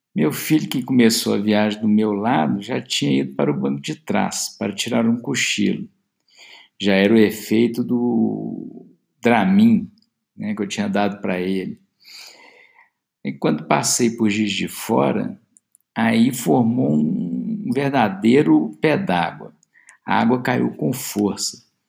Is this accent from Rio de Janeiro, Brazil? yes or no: no; Belo Horizonte, Minas Gerais, Brazil; sou de Belo Horizonte, BH, como dizemos aqui